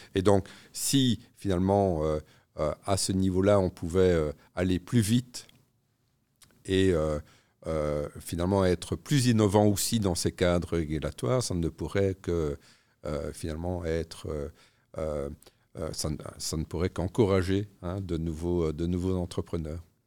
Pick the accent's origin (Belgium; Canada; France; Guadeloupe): Belgium; Namur, Wallonia; je suis namurois